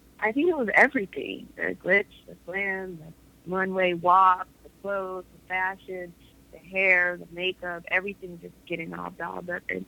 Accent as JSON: {"language": "English", "town": "Los Angeles", "region": "California", "country": "United States", "tie": "born or raised there", "also_born_or_lived": "Detroit, Michigan", "said": "I live in Los Angeles, California. I was born in Detroit, Michigan"}